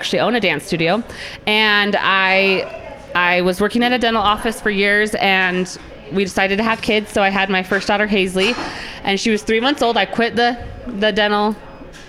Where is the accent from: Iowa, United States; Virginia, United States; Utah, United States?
Utah, United States; I am from Utah County